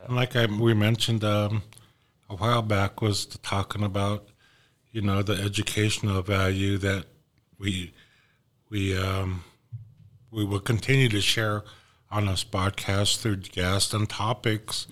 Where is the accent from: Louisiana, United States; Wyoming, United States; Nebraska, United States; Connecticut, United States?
Wyoming, United States; Wind River Indian Reservation; also born or lived in Oklahoma; I'm from the Wind River Inland Reservation. I'm Shoshone and Arapaho. I'm also a Northern Cheyenne on my mom's side. Born and raised here on the reservation